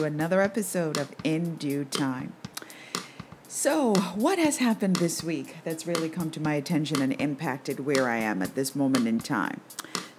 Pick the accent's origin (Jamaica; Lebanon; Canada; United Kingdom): Jamaica; growing up in Jamaica in the 60s, 70s